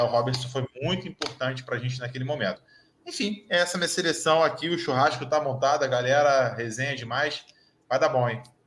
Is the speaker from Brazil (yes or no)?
yes; Rio de Janeiro, Brazil; eu sou do Rio de Janeiro, eu sou carioca nascido e criado aqui